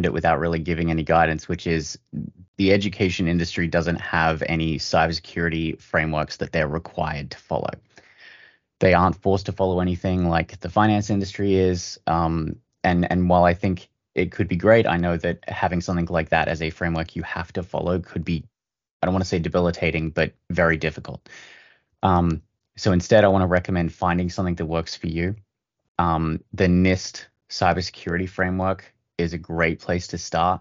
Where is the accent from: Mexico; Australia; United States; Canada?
Australia; moved away; my home country, the Australian